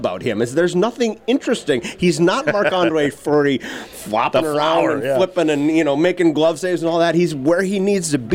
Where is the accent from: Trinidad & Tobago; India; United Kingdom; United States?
United States; Warroad, Minnesota; I'm from Warroad originally